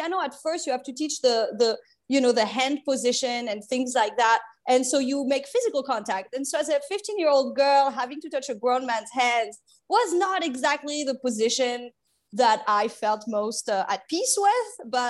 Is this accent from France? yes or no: yes; France; English is a second language; moved away as an adult; also born or lived in mainland France; I was born in mainland France, and I grew up on a French island off the coast of South Africa. And then I moved back to mainland France for my teenage years. So very much my childhood up to 18 was split. It was half on in the Indian Ocean near Africa and half in mainland France.